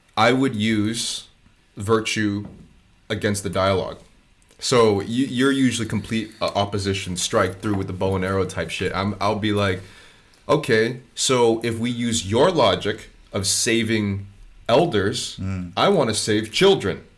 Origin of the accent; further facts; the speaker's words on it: United States; moved away; growing up in the States